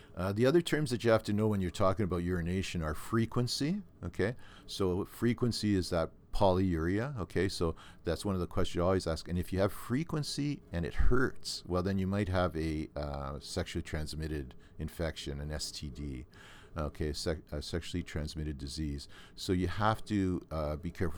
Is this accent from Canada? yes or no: yes; Thunder Bay, Ontario, Canada; I grew up in Thunder Bay